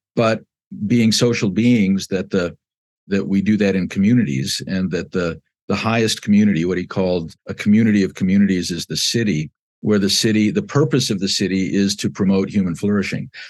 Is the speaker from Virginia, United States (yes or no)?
no; Southern California, United States; moved away as an adult; also born or lived in Chicago, Illinois; now in South Bend, United States; I was born in, uh, west suburban Chicago and moved with my family at the age of six to Southern California. And I lived there between nineteen fifty-eight and nineteen seventy-three